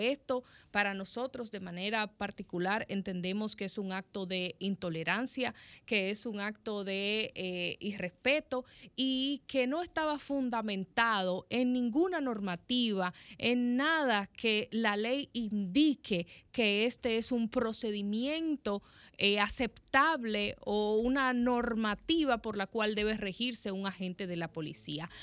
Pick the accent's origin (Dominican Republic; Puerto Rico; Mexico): Dominican Republic; nosotros como dominicanos